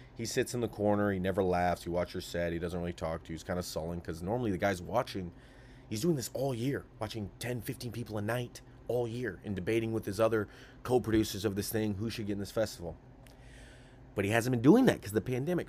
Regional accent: Sacramento, California, United States; I'm a guy from Sacramento

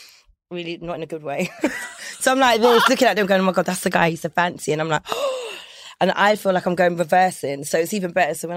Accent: London, United Kingdom; So I grew up in northwest London.

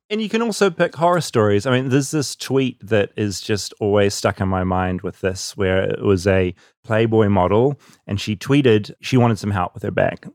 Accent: New Zealand; accent: New Zealand; the New Zealand accent, which is my accent

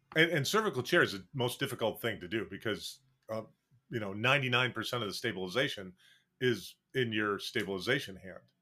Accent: Wisconsin, United States; when I grew up and first practiced, I practiced twenty-two miles from the Gonzaga State Clinic in, in my hometown

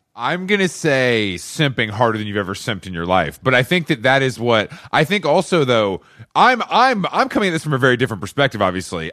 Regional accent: Atlanta, Georgia, United States; moved away as an adult; also born or lived in New York; now in Los Angeles, United States; I'm from Atlanta. I'm from the South

